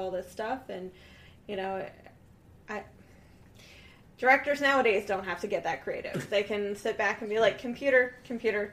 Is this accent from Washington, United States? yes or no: no; Kansas City, Missouri, United States; I'm from Missouri